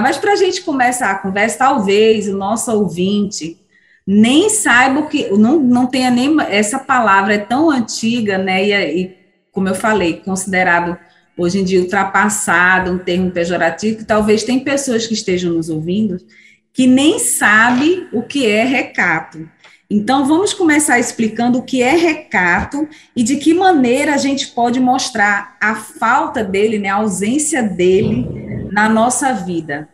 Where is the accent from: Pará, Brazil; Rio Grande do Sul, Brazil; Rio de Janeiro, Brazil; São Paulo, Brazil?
Rio de Janeiro, Brazil; São Pedro da Aldeia; moved away; lá de São Pedro da Aldeia, da terra de onde eu vim